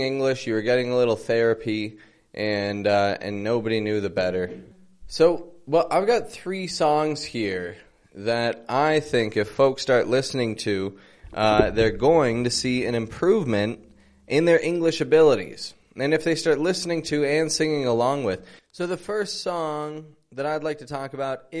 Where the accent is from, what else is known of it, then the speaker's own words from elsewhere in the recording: Toronto, Ontario, Canada; I'm from Toronto, Canada